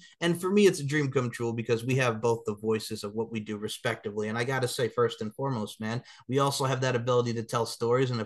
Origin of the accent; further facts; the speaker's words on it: Long Island, New York, United States; I grew up on Long Island, New York